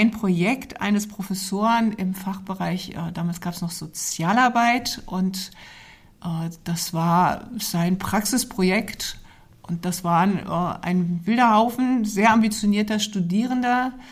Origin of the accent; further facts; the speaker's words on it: Goslar, Lower Saxony, Germany; born there; also born or lived in Fulda; vielen Jahren bin ich in Goslar geboren, genau.